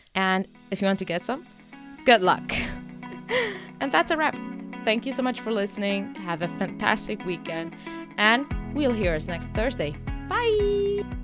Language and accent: English; Portugal; moved away; my hometown in Portugal since I wasn't living there yet